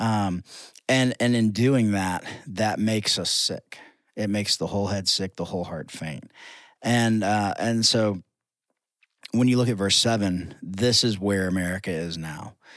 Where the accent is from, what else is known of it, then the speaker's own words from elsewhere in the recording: United States; as American Christians